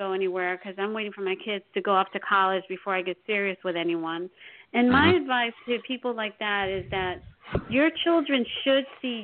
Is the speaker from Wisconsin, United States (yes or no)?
no; New York, United States; now in New Jersey, United States; I was born and raised in New York and then moved to Jersey